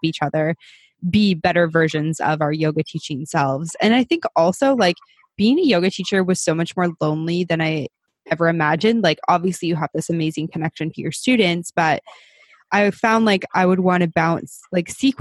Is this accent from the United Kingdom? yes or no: no; Canada; we're both Canadian